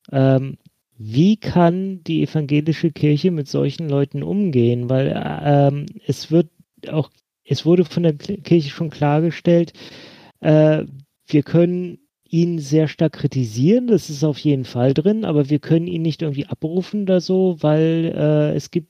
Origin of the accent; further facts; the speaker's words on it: Bremen, Germany; Nämlich ein Pastor in Bremen, ausgerechnet in meiner Heimatstadt